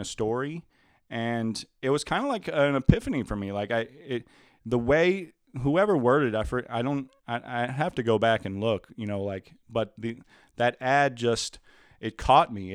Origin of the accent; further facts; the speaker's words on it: Louisiana, United States; moved away as an adult; I grew up in Louisiana where everything is a lot more moist